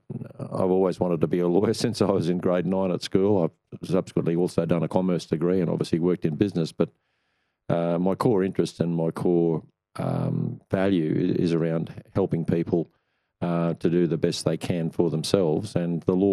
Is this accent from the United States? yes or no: no; Queensland, Australia; also born or lived in Brisbane / Tweed, New South Wales; I'm a Queenslander with an investment in New South Wales